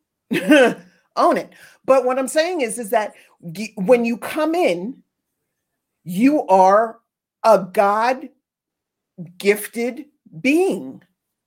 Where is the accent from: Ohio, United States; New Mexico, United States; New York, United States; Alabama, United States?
New York, United States; New York City; I grew up in New York City, not Brooklyn, the island of Manhattan.